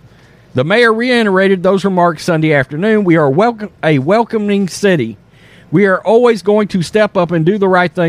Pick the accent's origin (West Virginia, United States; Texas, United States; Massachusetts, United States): Texas, United States; as a Texan